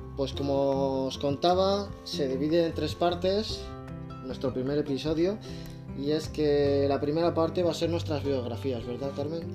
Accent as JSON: {"language": "Spanish", "town": "Zaragoza", "region": "Aragon", "country": "Spain", "tie": "born or raised there", "also_born_or_lived": "Barcelona", "moved": "as an adult", "said": "llegué dificultosamente a Zaragoza de nuevo, a mi ciudad natal."}